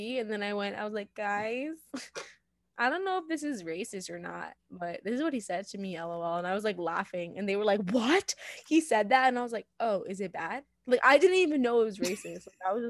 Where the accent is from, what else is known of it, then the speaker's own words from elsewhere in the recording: India; And I was like, no, I'm literally Indian. And they're like, oh, you don't look Indian. And I was like, yeah, I do. I do look Indian.